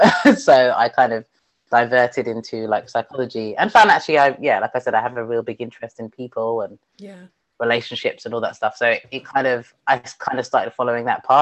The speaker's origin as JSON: {"language": "English", "region": "London", "country": "United Kingdom", "tie": "born or raised there", "also_born_or_lived": "Bangor, North Wales", "said": "I grew up in London"}